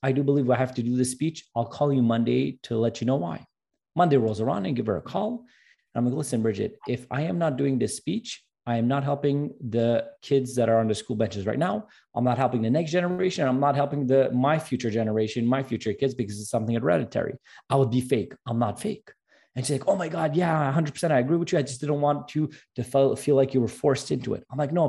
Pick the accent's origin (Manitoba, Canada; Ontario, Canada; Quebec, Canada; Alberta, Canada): Quebec, Canada; Montreal; that speech was actually in French because I'm from Montreal